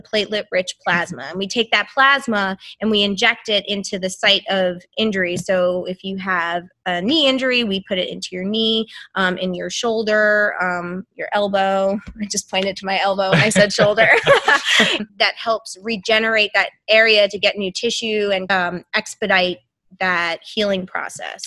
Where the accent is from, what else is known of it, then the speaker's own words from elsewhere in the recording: New York, United States; moved away as an adult; also born or lived in New Hampshire / Massachusetts; now in St. Petersburg, United States; I grew up in New York